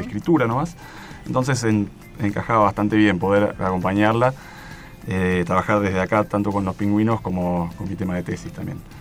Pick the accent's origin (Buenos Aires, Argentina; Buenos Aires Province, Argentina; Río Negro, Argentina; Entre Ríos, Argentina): Río Negro, Argentina; Bariloche; moved away as an adult; now in Esquel, Argentina; yo estoy viviendo en Esquel últimamente y criado en Bariloche